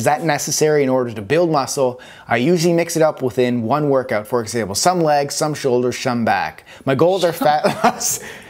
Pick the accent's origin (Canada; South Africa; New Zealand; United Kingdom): Canada; moved away as an adult; now in Los Angeles, United States; Yes, I grew up in Canada. I love Canada.